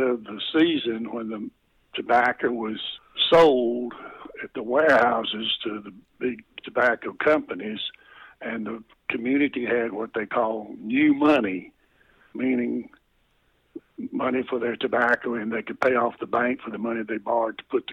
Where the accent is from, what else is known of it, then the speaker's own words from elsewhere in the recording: Henderson, North Carolina, United States; In the small town where I was born in Henderson, North Carolina, population about 11,000